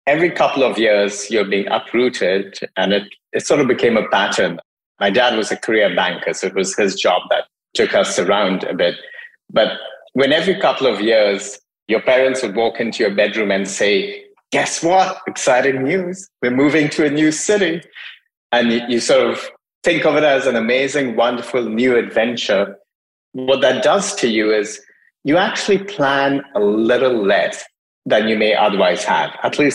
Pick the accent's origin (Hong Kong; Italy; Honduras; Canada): Hong Kong; also born or lived in India / Dubai / United States; So I grew up mostly in Asia, partly in Hong Kong, spent a fair bit of time in India, did high school in Dubai, undergrad in the States, worked for several years in the States, worked in Europe, did grad school in Europe.